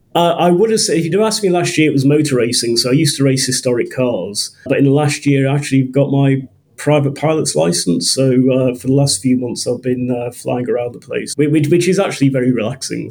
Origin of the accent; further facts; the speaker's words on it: Liverpool, North West England, United Kingdom; moved away as an adult; also born or lived in Coventry / Norfolk; I grew up in Liverpool